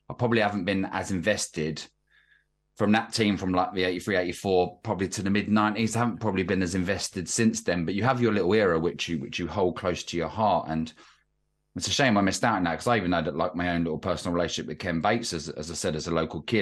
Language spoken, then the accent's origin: English; London, United Kingdom; being uh, a local boy, a uh, local scallywag around the area, I was brought up Barclay Road in Fulham Broadway